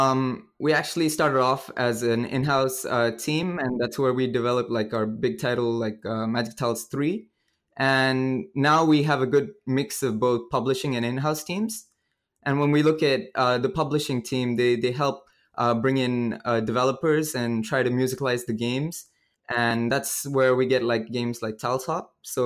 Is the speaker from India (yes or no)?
yes; India; also born or lived in Cambodia / Vietnam; I've been pretty much grew up all around Asia. So I'm originally from India, and I grew up in Cambodia and Vietnam as well.